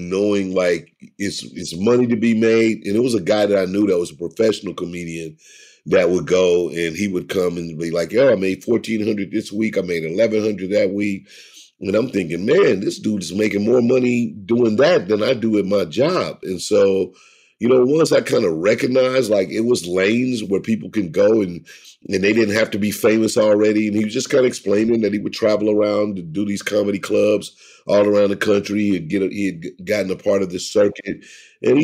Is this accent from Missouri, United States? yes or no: yes; St. Louis, Missouri, United States; also born or lived in Caruthersville, Missouri / Chicago, Illinois; once we moved from Caruthersville to St. Louis